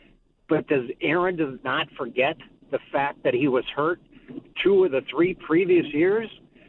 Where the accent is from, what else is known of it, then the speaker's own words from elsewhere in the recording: Wisconsin, United States; I was born in Wisconsin.